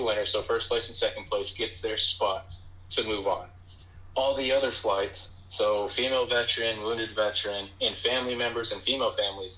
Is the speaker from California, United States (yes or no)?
no; Texas, United States; moved away; also born or lived in Fort Bragg, North Carolina; I grew up in Texas.